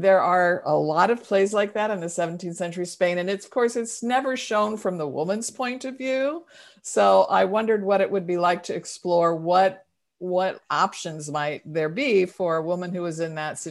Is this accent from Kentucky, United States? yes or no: no; St. Louis, Missouri, United States; now in Oakland, United States; I live in Oakland, California, though I'm originally from St. Louis, but we've lived here since 1978